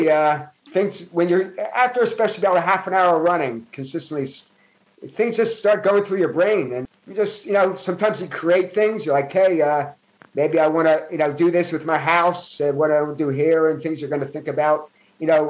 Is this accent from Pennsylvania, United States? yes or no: yes; Philadelphia, Pennsylvania, United States; I grew up in North Philadelphia. I grew up in Olney section of Philadelphia